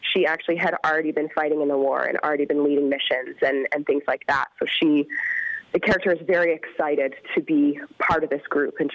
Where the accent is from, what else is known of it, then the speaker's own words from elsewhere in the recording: Calgary, Alberta, Canada; I am from Calgary, so I'm actually the only Calgarian in the show.